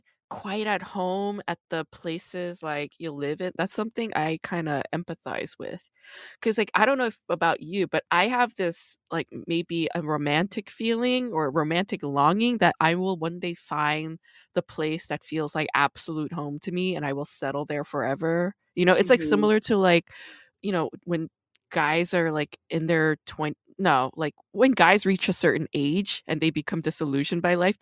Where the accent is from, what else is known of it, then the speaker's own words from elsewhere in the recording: New York City, New York, United States; also born or lived in Rockland County, New York; now in Los Angeles, United States; I grew up in Brooklyn and in Rockland County.